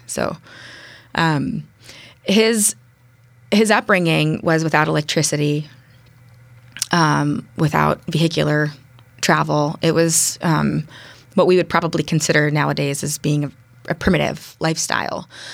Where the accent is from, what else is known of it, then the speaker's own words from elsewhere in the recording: Berkeley, California, United States; now in Bainbridge Island, United States; I was born and raised in the East Bay. And, uh, East Bay being mostly focused in Berkeley and Oakland.